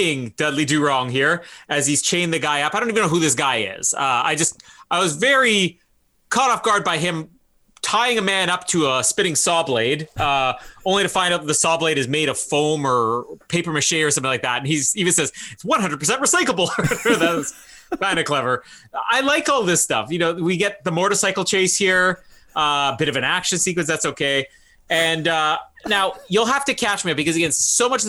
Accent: Canada; as a Canadian

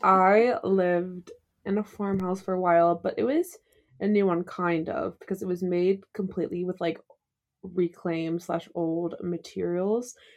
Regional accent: South Carolina, United States; moved away; in my hometown in South Carolina

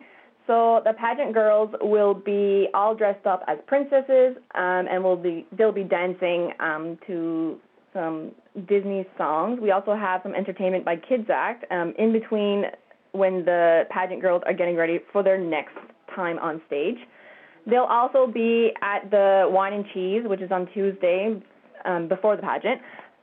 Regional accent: Wedgeport, Nova Scotia, Canada; Well, as Callie mentioned, I grew up in Wedgeport, and I grew up coming to the festival and watching the big tuna being weighed

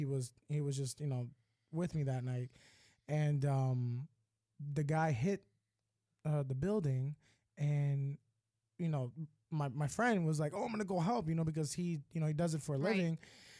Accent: Florida, United States; I'm from Florida. I'm a Florida boy.

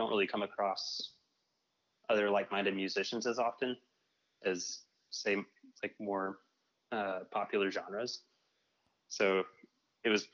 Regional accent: Dallas, Texas, United States; now in Austin, United States; I'm from Dallas

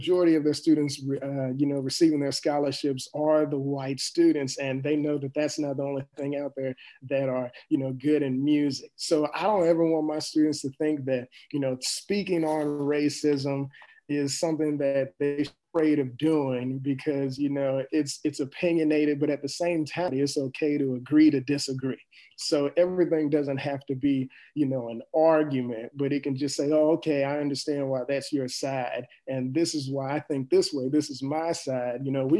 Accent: East St. Louis, Illinois, United States; especially where I'm coming from East St. Louis, because there's something that kind of goes with it, saying that, you know, it's a place where people don't make a lot of money.

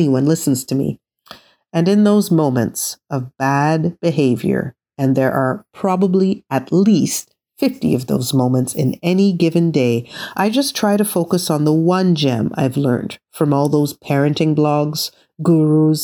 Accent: Canada; I was born and raised in Canada, I come from West Indian heritage

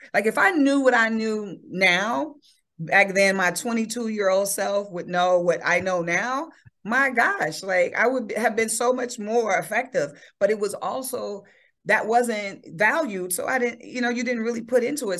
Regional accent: Chicago, Illinois, United States; born or raised there

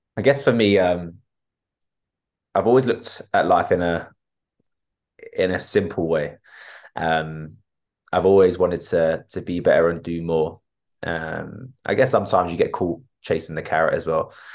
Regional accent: Enfield, London, United Kingdom; I was brought up in Enfield and still live in Enfield

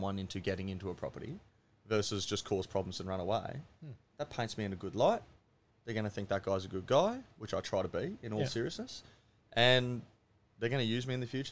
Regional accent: Gold Coast, Queensland, Australia; And then I grew up in that house. It was a third of an acre in Runway Bay. And so I've been here forever.

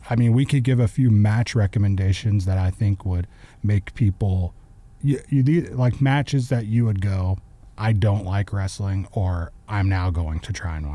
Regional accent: Hamilton, Texas, United States; I actually went to a wrestling show in my hometown of Hamilton. If you're in the Stephenville area, you know how tiny Hamilton is

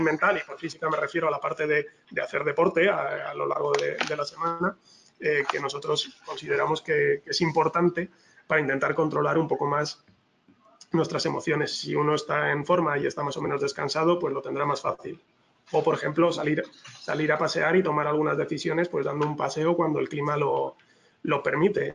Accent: Spain; yo soy español

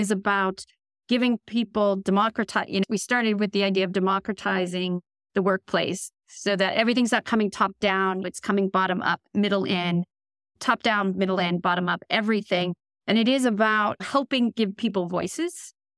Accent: United States; moved away as an adult; now in London, United Kingdom; I'm an American, at this stage, tech executive. I've been in London now for almost eleven years

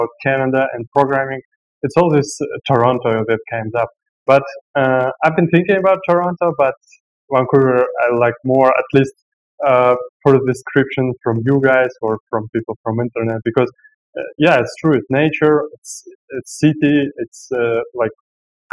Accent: Russia; moved away as an adult; now in Bali, Indonesia; I grew up in Russia

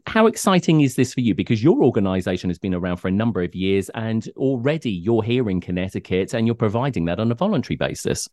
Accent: United Kingdom; moved away; I come from the United Kingdom

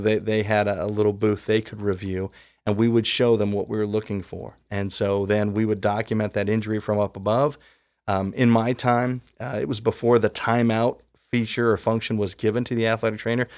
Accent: Columbus, Ohio, United States; I grew up in Columbus

